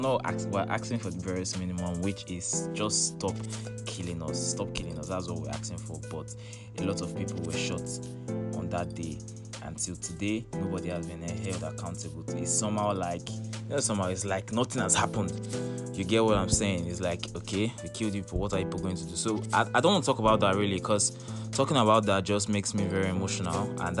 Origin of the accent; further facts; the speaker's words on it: Nigeria; as a Nigerian living in Nigeria